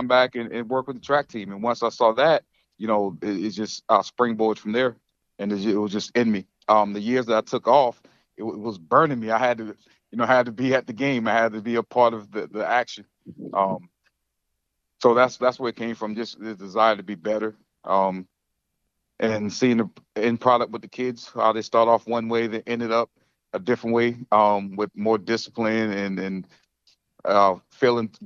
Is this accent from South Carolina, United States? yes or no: yes; Goose Creek, South Carolina, United States; moved away as an adult; also born or lived in Avon Park, Florida; now in Jacksonville, United States; I went back to my alma mater, Goose Creek High School